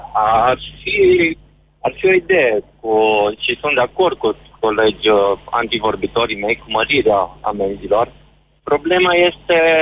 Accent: western Romania, Romania; Nu sunt din Ardeal, sunt din vestul țării

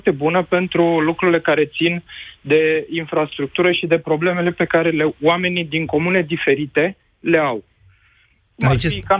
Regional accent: Bucharest, Romania; Bineînțeles, și din București.

